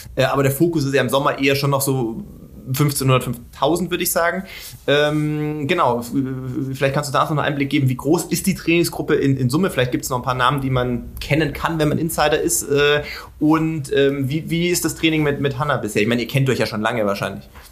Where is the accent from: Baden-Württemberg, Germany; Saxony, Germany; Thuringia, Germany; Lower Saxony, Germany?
Baden-Württemberg, Germany; Sindelfingen; ich komme aus Sindelfingen, das ist nicht Schwäbische Alb